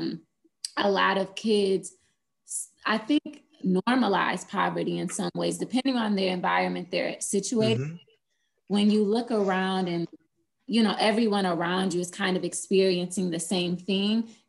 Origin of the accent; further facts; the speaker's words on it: Flint, Michigan, United States; moved away as an adult; also born or lived in Boston, Massachusetts; now in Atlanta, United States; I'm originally from Flint, Michigan, but I went to Spelman College for undergrad here in Atlanta, Georgia